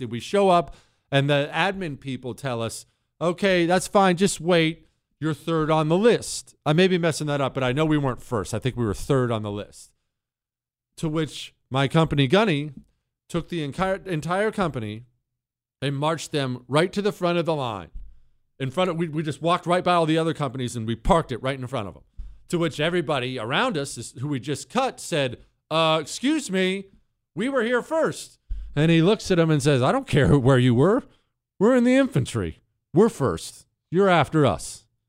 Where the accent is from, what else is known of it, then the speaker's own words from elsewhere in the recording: United States; I'm an American citizen